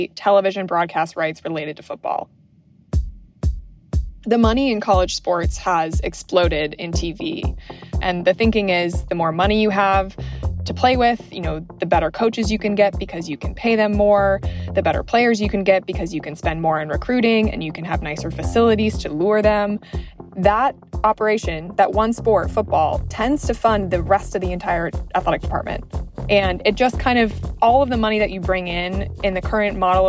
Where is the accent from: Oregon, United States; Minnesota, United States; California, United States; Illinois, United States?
Minnesota, United States; growing up in Minnesota